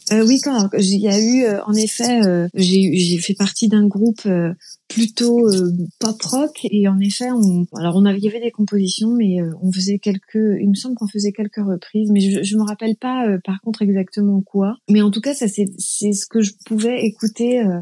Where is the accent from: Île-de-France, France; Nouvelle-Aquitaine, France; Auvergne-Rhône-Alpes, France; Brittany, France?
Brittany, France; Plaine-Haute; also born or lived in Saint-Brieuc; je suis née à Saint-Brieuc, dans les Côtes d'Armor. Et j'ai grandi pas très loin de Saint-Brieuc, à une vingtaine de, minutes, 15 kilomètres, dans un petit village qui s'appelle Plaine Haute